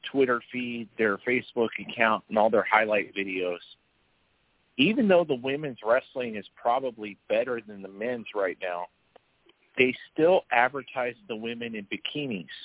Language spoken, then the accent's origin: English; Traverse City, Michigan, United States; No, I'm from